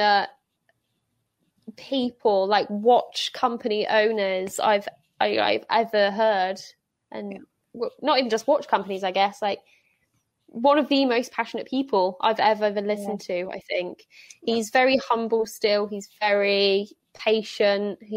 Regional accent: England, United Kingdom; I'm English

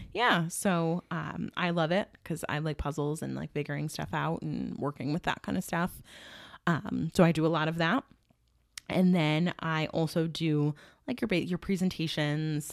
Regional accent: Watertown, New York, United States; I grew up in Watertown, um, single mom

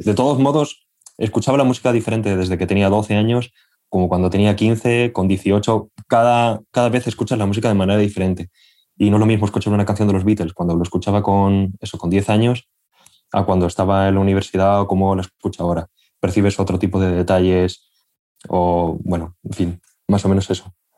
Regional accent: Albacete, Castilla-La Mancha, Spain; moved away as an adult; now in Madrid, Spain; yo soy de una ciudad eh, que está al sureste de España, soy de Albacete, y bueno, yo viví allí hasta los 18 años y me vine a Madrid a estudiar.

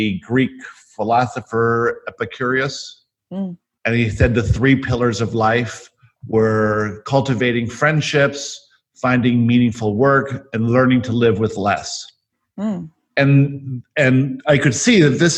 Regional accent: Johannesburg, Gauteng, South Africa; I was born in Johannesburg, South Africa

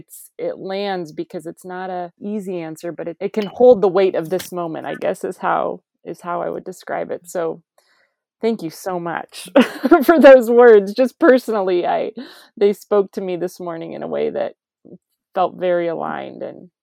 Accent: United States; as American evangelicals

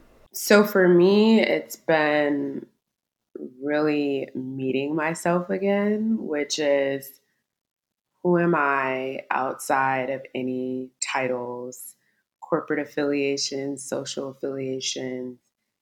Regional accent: Maryland, United States; now in Houston, United States; I'm currently based in Houston, Texas, but I'm originally from the East Coast. I'm from Maryland.

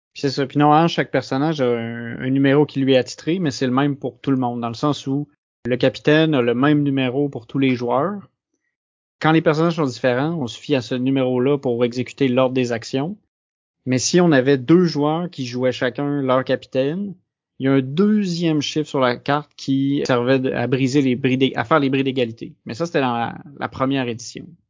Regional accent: Quebec, Canada; je suis québécois

